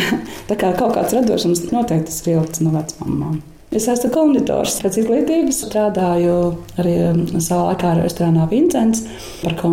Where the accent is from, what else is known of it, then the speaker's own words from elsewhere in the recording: Jurmala, Latvia; also born or lived in Tukums; Esmu dzimusi Tukumā, un mana bērnība pagāja Angurē, Jurmalā, Smilšu kalniņā, kāpās taisot eh, smilšu glezniņas ar stikliņiem